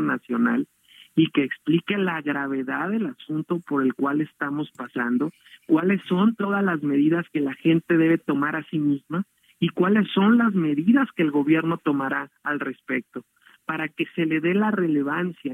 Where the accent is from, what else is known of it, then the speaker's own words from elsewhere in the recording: Mexico; como mexicanos